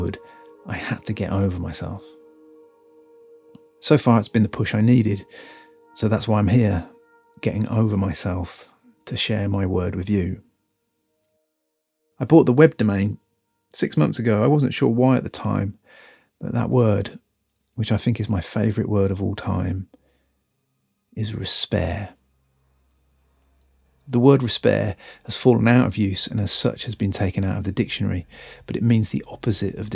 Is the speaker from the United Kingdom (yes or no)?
yes; Birmingham, West Midlands, United Kingdom; also born or lived in Hackney, London; now in London, United Kingdom; I'm from Birmingham